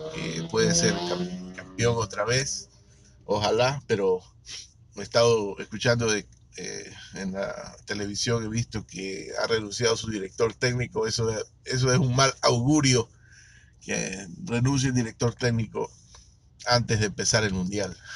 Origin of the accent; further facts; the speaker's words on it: Ecuador; yo soy de Ecuador